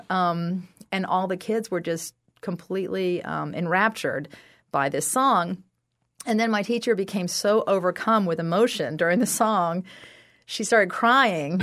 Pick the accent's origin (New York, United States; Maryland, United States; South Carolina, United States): South Carolina, United States; I'm from South Carolina.